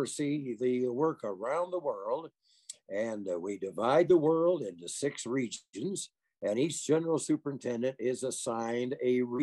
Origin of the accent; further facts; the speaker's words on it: Des Moines, Iowa, United States; moved away as an adult; also born or lived in Kansas; now in Lakewood, United States; I'm an Iowa boy. I was born and raised in Des Moines, Iowa